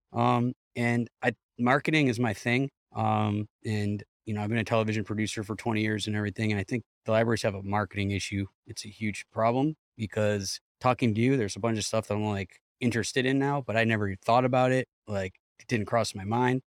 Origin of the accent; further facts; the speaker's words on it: Cleveland, Ohio, United States; I'm from Cleveland